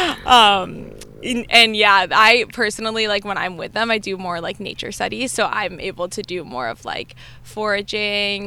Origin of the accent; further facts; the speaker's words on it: New Jersey, United States; also born or lived in New Hampshire; now in Virginia, United States; I grew up in New Jersey